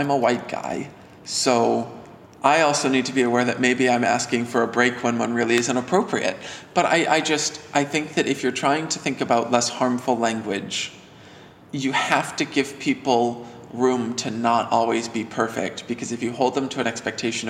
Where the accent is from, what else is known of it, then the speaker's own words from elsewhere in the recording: New Hampshire, United States; I'm from New Hampshire